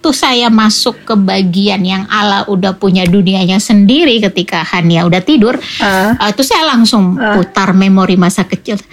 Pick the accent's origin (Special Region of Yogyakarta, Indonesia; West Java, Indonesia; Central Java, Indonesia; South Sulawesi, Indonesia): South Sulawesi, Indonesia; Makassar; lahir {S1} besar di Makassar tapi setiap ada liburan panjang pergi ke kampung orang tua kan